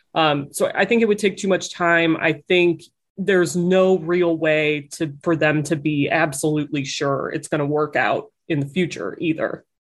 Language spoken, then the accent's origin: English; Cleveland, Ohio, United States; I'm from Cleveland. I love Cleveland